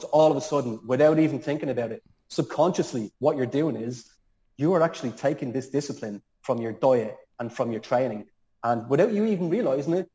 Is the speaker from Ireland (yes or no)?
yes; Dublin, Leinster, Ireland; moved away; I'm from Dublin